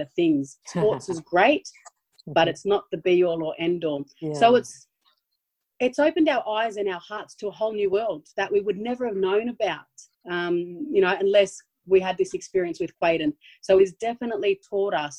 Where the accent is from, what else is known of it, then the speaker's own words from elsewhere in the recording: Sydney, New South Wales, Australia; also born or lived in Brisbane; we grew up in Redfern, which is an Aboriginal community here in Sydney